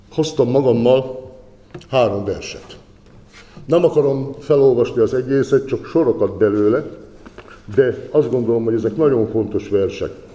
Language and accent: Hungarian; Zselickisfalud, Somogy, Hungary; now in Kaposvár, Hungary; a szülőfalumnak a lelkésze, és Zseric kisfaludi vagyok